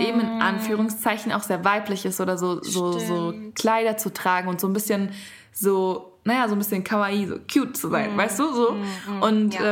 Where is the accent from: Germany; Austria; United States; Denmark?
Germany; bei uns in Deutschland